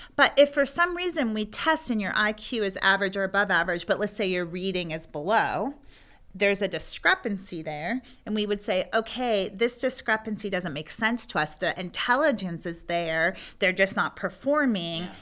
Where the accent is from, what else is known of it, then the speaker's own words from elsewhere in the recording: Pennsylvania, United States; moved away as an adult; now in Virginia, United States; I'm from Pennsylvania